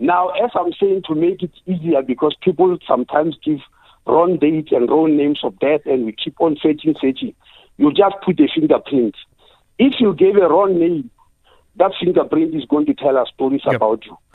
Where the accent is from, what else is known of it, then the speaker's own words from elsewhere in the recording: South Africa; as a South African